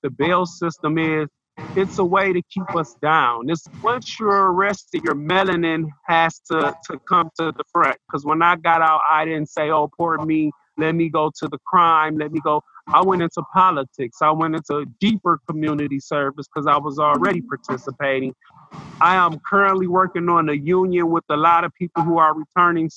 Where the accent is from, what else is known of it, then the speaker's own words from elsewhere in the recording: Michigan, United States; now in Lucas County, Ohio, United States; I was born in Michigan.